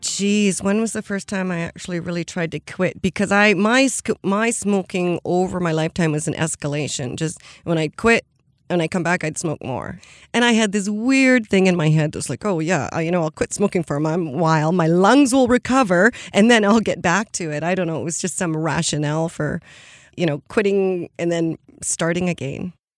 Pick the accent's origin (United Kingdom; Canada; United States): Canada; Cowichan Valley, British Columbia; I grew up in the Cowichan Valley. I'm actually, I was born in my grandmother's house in the Quamichan village, and I currently live about 100 meters from the exact spot I was born